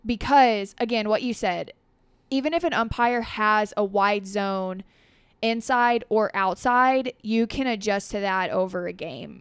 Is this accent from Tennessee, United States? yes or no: yes; Dresden, Tennessee, United States; born and raised in Dresden, families from Dresden, lived there my entire life